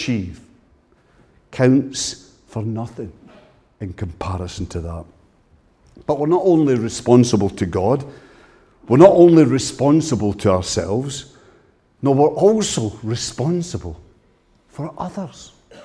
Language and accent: English; Ayrshire, Scotland, United Kingdom; I come from Ayrshire